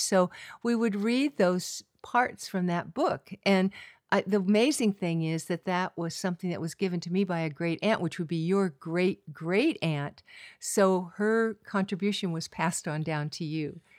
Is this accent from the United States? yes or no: yes; California, United States; also born or lived in New York City / Washington, D.C.; I am from California, Golden Coastal Hills, oak trees, fields of lupin and poppies